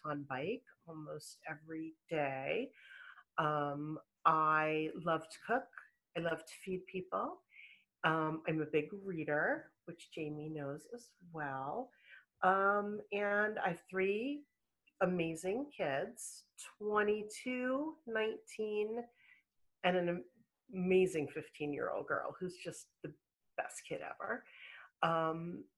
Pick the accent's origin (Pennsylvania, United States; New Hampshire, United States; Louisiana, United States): Pennsylvania, United States; Pittsburgh; now in Weston, United States; I grew up in Pittsburgh, Pennsylvania